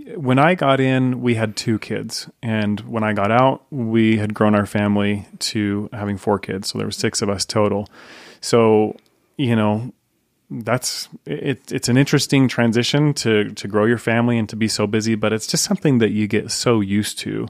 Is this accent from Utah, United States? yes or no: yes; Layton, Utah, United States; So I grew up in Layton. Um, so I'm Davis County boy